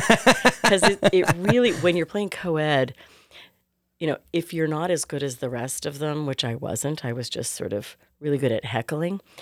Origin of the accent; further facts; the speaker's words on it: Clovis, California, United States; moved away; also born or lived in New York City / Houston; Fresno, actually Clovis, California